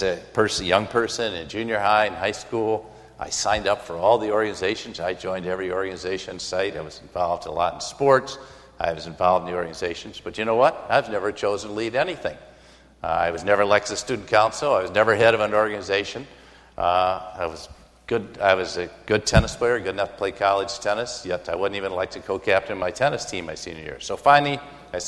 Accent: Michigan, United States; moved away; also born or lived in Brussels / Minneapolis; I was born in Michigan to older parents

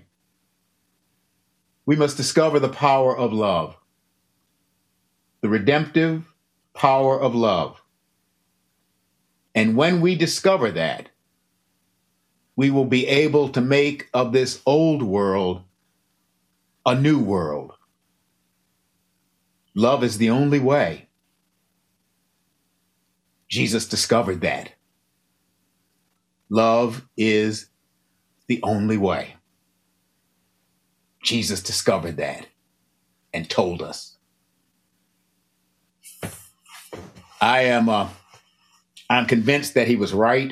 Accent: Buffalo, New York, United States; also born or lived in the South; now in Southern United States; I live in the South right now, but be that as it may, I grew up in Buffalo

